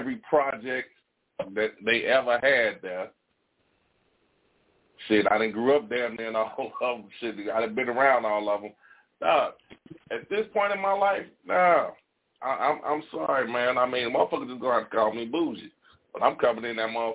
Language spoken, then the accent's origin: English; Gary, Indiana, United States; I'm born and raised in Gary.